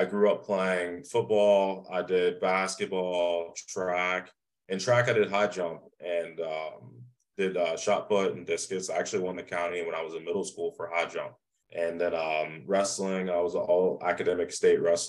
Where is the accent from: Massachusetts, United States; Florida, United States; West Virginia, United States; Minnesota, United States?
West Virginia, United States; Morgantown; I grew up originally in West Virginia, in Morgantown, West Virginia.